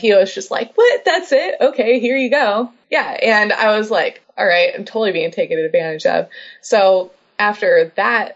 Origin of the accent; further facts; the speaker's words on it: Los Angeles, California, United States; Told him LA.